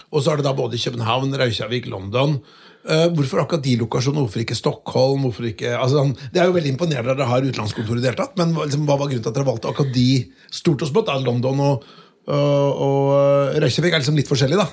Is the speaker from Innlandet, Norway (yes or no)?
no; Notodden, Vestfold og Telemark, Norway; jeg er fra Notodden